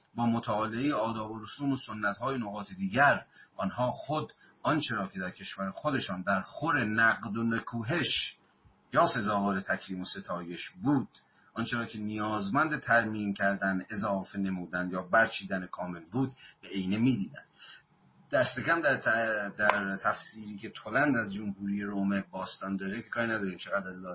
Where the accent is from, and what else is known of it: Iran